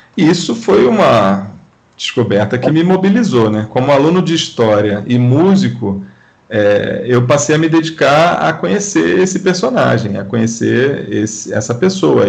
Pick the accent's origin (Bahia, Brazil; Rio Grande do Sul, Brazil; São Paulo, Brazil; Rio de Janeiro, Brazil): Rio de Janeiro, Brazil; do Benjamin, onde eu fui criado